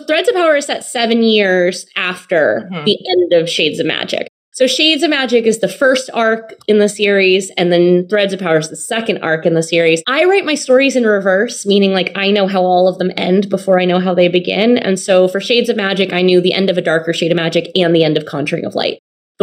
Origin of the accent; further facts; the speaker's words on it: United States; an American by birth